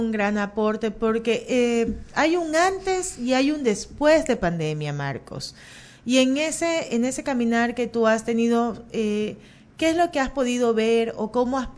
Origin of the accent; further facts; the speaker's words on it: Guayaquil, Guayas, Ecuador; born there; pero nací en Guayaquil y yo no puedo andar sin GPS.